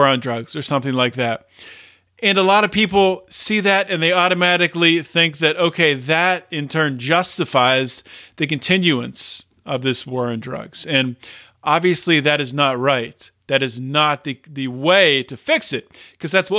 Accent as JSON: {"language": "English", "region": "Pennsylvania", "country": "United States", "tie": "born or raised there", "said": "Pennsylvania right here, my home state"}